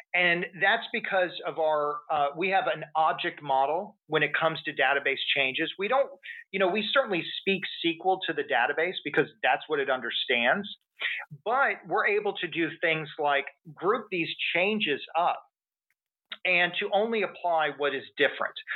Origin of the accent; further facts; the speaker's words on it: Texas, United States; I'm from Texas